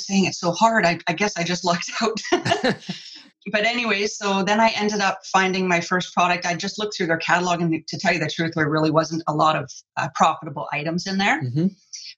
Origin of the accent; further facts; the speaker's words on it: Canada; also born or lived in Vancouver Island, British Columbia; I'm from Canada, I live on Vancouver Island in British Columbia